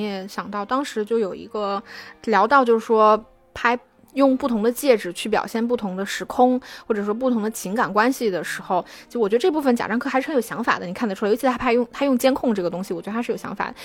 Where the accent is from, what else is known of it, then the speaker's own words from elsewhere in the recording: China; 我们中国人